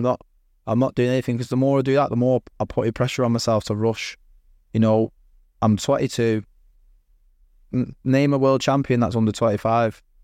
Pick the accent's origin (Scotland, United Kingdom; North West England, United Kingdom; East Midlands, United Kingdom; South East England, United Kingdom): North West England, United Kingdom; Manchester; I'm from Manchester